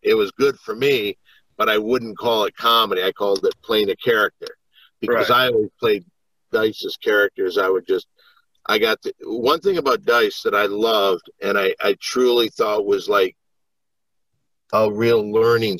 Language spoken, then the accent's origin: English; Michigan, United States; I'm from Michigan